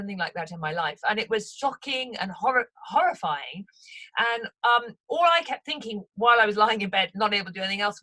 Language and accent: English; Haslemere, South East England, United Kingdom; Hazelmere is my hometown